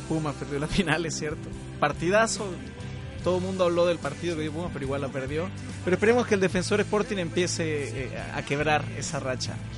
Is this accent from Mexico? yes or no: yes; Yucatán, Mexico; moved away as an adult; now in Concepción, Chile; yo soy mitad mexicano. Bueno, soy mexicano, pero tengo ascendencia uruguaya